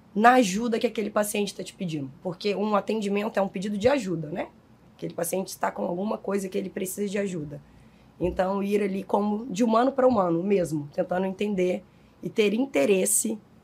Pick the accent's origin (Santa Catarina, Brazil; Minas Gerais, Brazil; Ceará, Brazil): Minas Gerais, Brazil; also born or lived in Belo Horizonte; now in Rio de Janeiro, Brazil; como um bom mineiro que sou